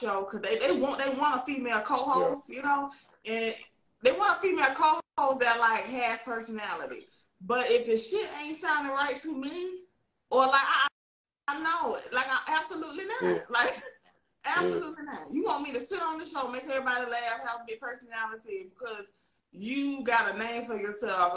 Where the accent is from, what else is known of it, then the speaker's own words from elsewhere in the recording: the South, United States; I'm from the South